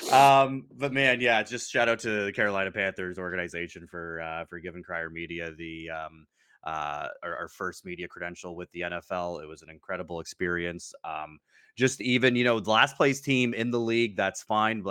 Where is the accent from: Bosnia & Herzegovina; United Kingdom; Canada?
Canada; us Canadians